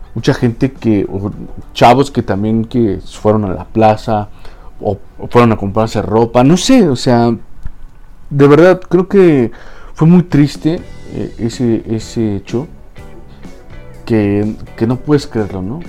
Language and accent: Spanish; Mexico; aquí en, en mi país